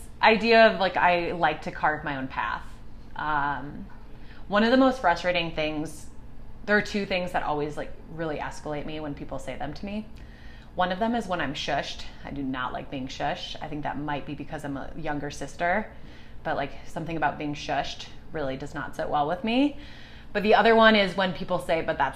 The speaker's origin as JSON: {"language": "English", "town": "Chicago", "region": "Illinois", "country": "United States", "tie": "born or raised there", "said": "I'm originally from Chicago. Grew up outside the city in the suburbs"}